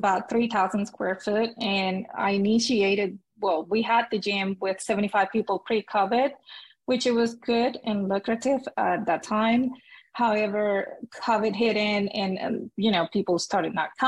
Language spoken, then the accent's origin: English; Venezuela; moved away as an adult; now in Houston, United States; I was born and raised in Venezuela, South America